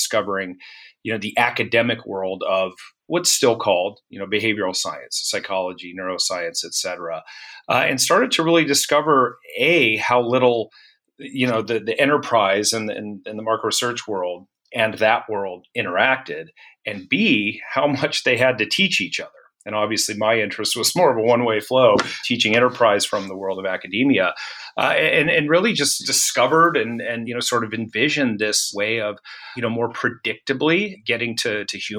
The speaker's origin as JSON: {"language": "English", "town": "Santa Fe", "region": "New Mexico", "country": "United States", "tie": "born or raised there", "moved": "yes", "lives_now": "Cincinnati, United States", "said": "I grew up, we're based in Cincinnati, but I grew up in Santa Fe, New Mexico, which is kind of an interesting place to be from"}